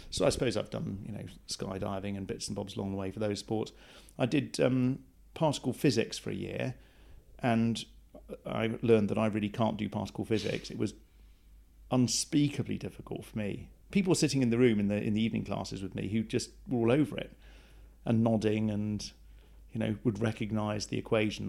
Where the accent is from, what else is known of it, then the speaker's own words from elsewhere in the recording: Plymouth, South West England, United Kingdom; I was raised in Plymouth